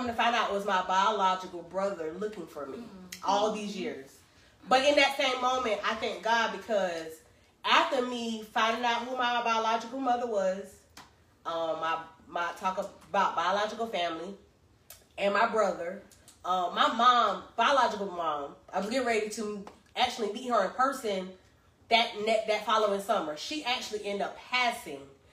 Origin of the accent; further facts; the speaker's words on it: Greensboro, North Carolina, United States; I was born in Greensboro, North Carolina